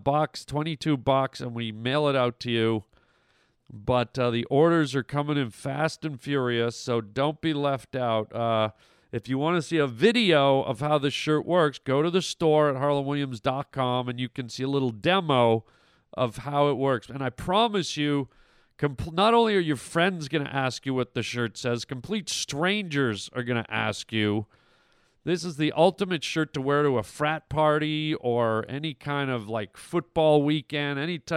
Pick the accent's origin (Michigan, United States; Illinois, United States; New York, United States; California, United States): New York, United States; near Buffalo; moved away; I grew up near Buffalo